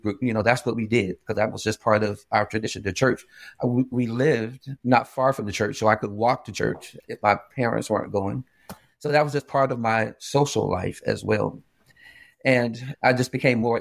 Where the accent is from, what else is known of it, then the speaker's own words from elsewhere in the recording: Kannapolis, North Carolina, United States; I grew up in Kannapolis, North Carolina, in a Black Lutheran church there